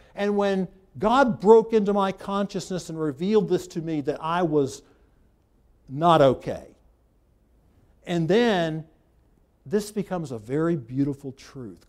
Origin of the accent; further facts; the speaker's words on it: United States; I was born in America